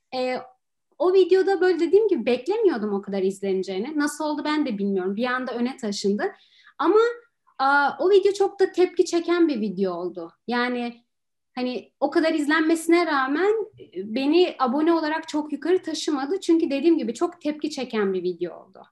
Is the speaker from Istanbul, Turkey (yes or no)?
yes; Istanbul, Turkey; moved away as an adult; now in Poland; ben Türkiye'de başka bir şehirde zaten yaşamadım